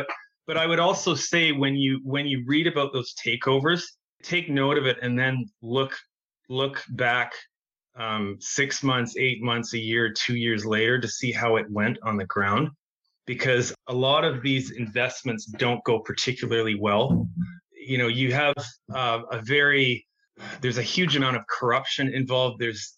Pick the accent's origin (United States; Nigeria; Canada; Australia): Canada; Western Canada; Well, we're both from Western Canada